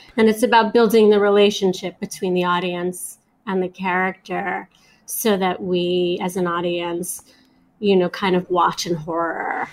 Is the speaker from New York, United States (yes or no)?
yes; New York City, New York, United States; I grew up in Flatbush, which is sort of in the middle of Brooklyn